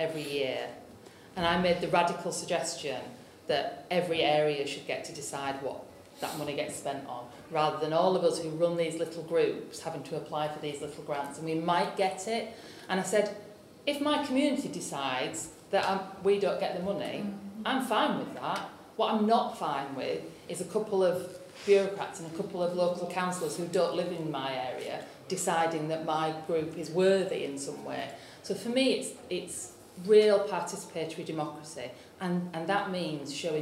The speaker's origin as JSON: {"language": "English", "region": "Yorkshire and the Humber", "country": "United Kingdom", "said": "I'm from North Yorkshire"}